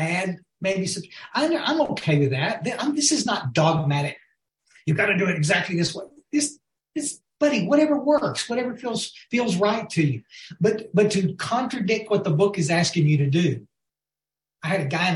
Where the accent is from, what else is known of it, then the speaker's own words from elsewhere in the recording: West Texas, United States; also born or lived in Guadalupe River, Texas; We were raised born out in West Texas.